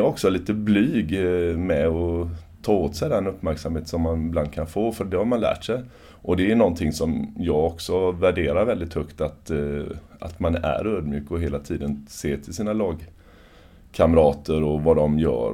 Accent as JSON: {"language": "Swedish", "country": "Sweden", "said": "som svensk"}